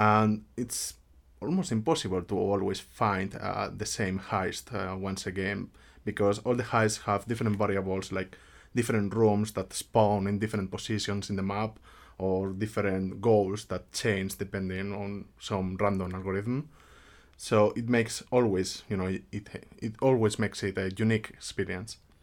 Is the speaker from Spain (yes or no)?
yes; Spain; moved away as an adult; now in Finland; I come from Spain. I have been living in Finland for almost six years already.